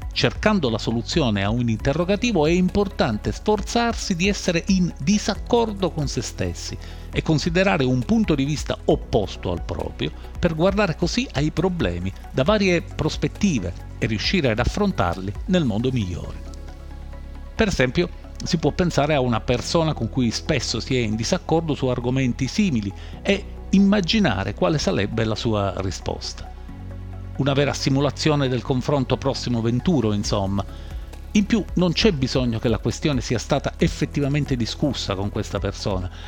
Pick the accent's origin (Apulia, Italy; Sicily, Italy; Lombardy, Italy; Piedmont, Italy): Sicily, Italy; Sono siciliano e vivo in Sicilia